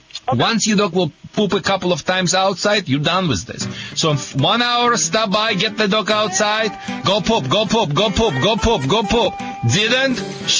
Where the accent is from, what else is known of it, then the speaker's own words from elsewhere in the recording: Michigan, United States; accent: Michigan; I think I have a Michigan accent.